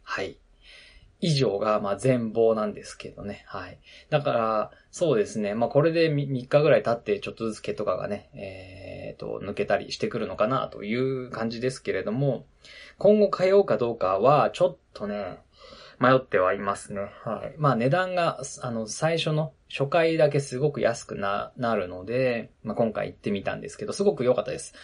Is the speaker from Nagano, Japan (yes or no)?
yes; Nagano, Japan; moved away; ウィンタースポーツの盛んなところで僕育ったので